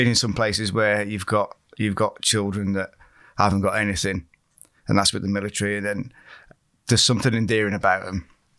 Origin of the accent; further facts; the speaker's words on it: West Midlands, United Kingdom; originally, I'm from Staffordshire, not Shropshire, so I didn't know what was around here.